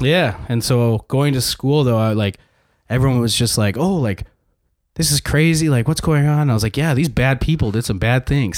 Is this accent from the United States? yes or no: no; Saskatchewan, Canada; I was born here.